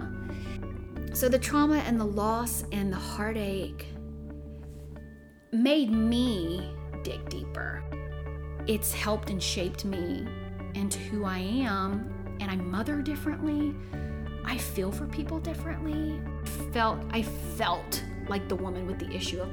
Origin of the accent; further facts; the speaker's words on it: Chauvin, Louisiana, United States; also born or lived in Houma, Louisiana; I was born in Houma, but spent most of my life in Chauvin, which is down the bayou